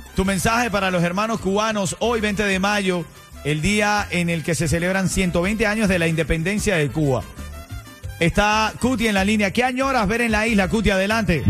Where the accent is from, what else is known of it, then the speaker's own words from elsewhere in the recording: Venezuela; now in Miami, United States; yo como venezolano